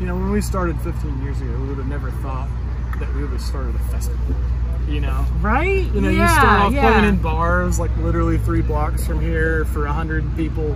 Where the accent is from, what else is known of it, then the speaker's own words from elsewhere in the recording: Knoxville, Tennessee, United States; We love Knoxville. We're from Knoxville.